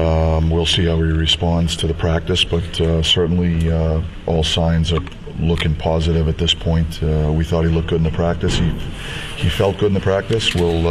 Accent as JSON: {"language": "English", "country": "United States", "said": "as an American"}